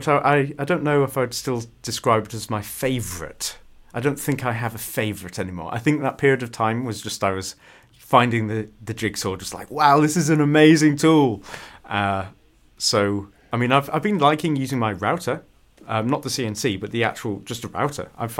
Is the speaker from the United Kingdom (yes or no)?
yes; United Kingdom; It's not good that I don't know about that as a Brit.